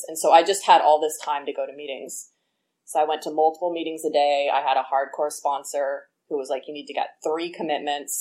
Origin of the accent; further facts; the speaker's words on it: the Bay Area, California, United States; I was born here in the Bay